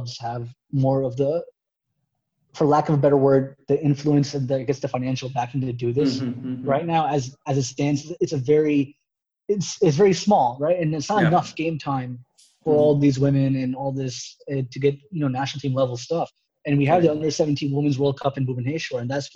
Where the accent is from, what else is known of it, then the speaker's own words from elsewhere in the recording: United States; being an American